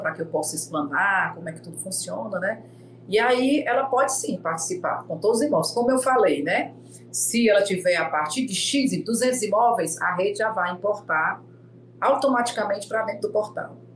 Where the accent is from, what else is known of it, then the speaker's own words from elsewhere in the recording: Fortaleza, Ceará, Brazil; eu sou aqui de Fortaleza